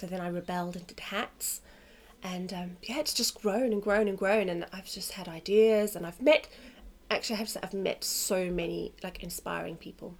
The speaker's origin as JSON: {"language": "English", "country": "South Africa", "tie": "born or raised there", "also_born_or_lived": "London, United Kingdom", "moved": "yes", "lives_now": "Australia", "said": "I was born in South Africa"}